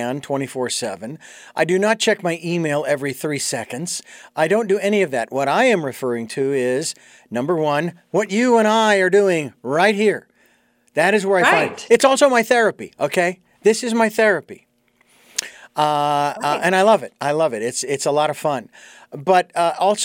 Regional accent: Phoenix, Arizona, United States; moved away; I was born and raised in Phoenix, Arizona

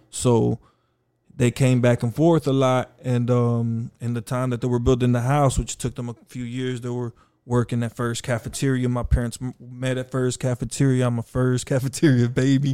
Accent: Austin, Texas, United States; also born or lived in Houston, Texas / Mexico; I was raised in South Austin since three years old

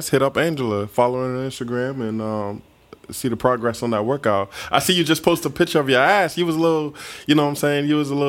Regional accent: South Carolina, United States; Angela, we're from South Carolina, so we love the heat, you know.

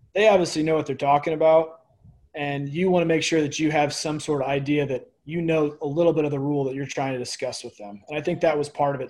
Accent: Pekin, Illinois, United States; moved away as an adult; I grew up in Illinois. Uh, just played minor, just minor hockey around. Uh, it's called Pekin, Illinois, small town outside of Peoria

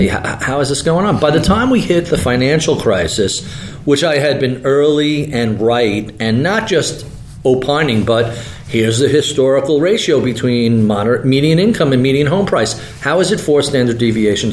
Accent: New York, United States; I'm a New Yorker. I grew up in suburbia

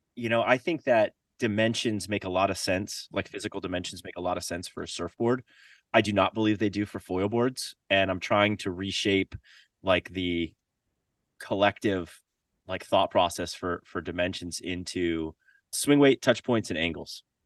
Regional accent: Florida, United States; moved away; also born or lived in Central America; growing up in Florida

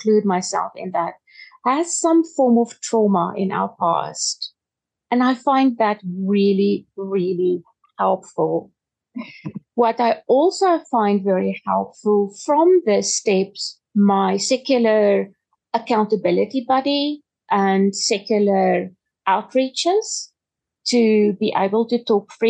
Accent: Pretoria, Gauteng, South Africa; I am from Pretoria in South Africa.

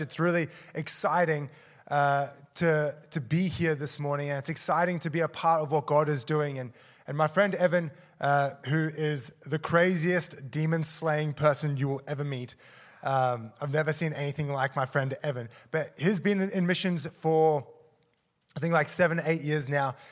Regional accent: Australia; moved away as an adult; also born or lived in South Africa; I was born in South Africa, moved to Australia, um, and then grew up there, and then moved back to South Africa

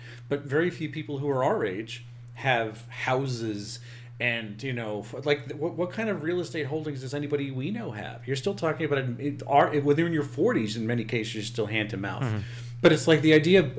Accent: Long Island, New York, United States; I grew up on Long Island

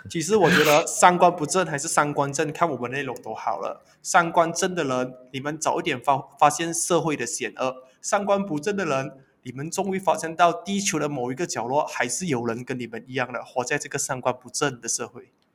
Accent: Malaysia; 其实我是马来西亚人

